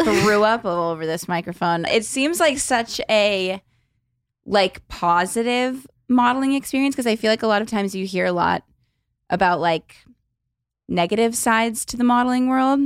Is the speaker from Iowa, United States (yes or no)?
no; Los Angeles, California, United States; I grew up in L A, like, the Valley of L